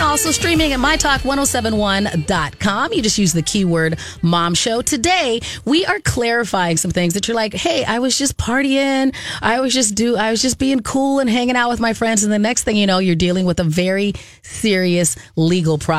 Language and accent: English; Arizona, United States; we grew up in Arizona